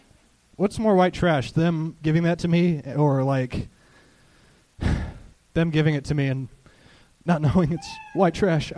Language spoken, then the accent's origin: English; Orange County, California, United States; I'm from Orange County.